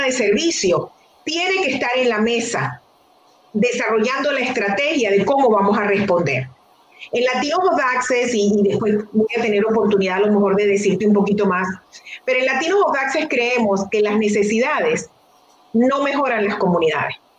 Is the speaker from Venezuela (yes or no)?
yes; Venezuela; moved away as an adult; also born or lived in Detroit, United States; now in United States; yo soy una venezolana